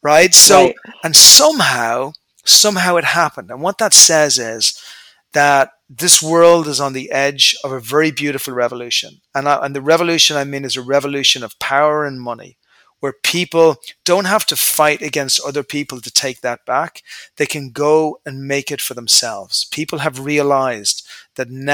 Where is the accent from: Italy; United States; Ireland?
Ireland; moved away; I'm an Irish guy initially. I came from a nice family.